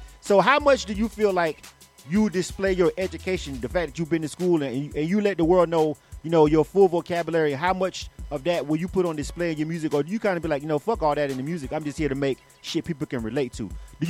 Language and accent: English; Panama City, Florida, United States; moved away as an adult; now in Atlanta, United States; I'm from Florida. I'm actually from Panama City. I'm born and raised. I'm an 850 boy.